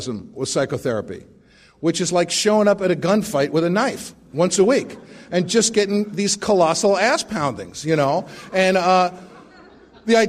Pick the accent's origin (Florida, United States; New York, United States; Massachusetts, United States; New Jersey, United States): New York, United States; New York City; moved away; I grew up in the Bronx to a completely insane family